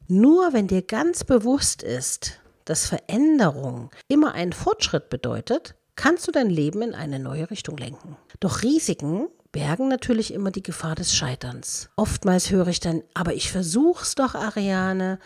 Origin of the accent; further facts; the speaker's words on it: Dresden, Saxony, Germany; moved away; also born or lived in Berlin; ich wollte aus meiner Heimatstadt Dresden weg.